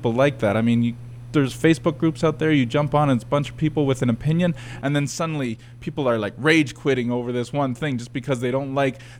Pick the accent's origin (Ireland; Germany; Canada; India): Canada; Like, I am through and through Canadian. I grew up here.